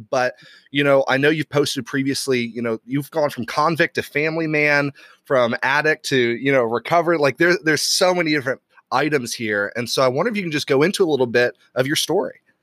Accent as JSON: {"language": "English", "region": "Bible Belt of the U.S.", "country": "United States", "tie": "born or raised there", "also_born_or_lived": "Ireland", "moved": "yes", "said": "I grew up in the Bible Belt of the U.S., and so then I move over to to Europe, to Ireland"}